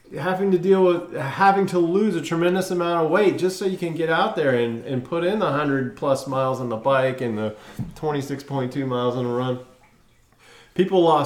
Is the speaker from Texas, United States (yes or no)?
yes; Texas, United States; moved away; growing up in Texas, I loved the Frio River, the San Marcos River